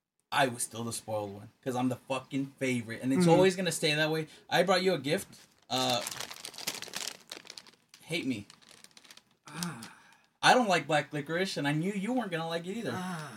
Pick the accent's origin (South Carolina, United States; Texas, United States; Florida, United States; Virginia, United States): Texas, United States; I'm from Texas.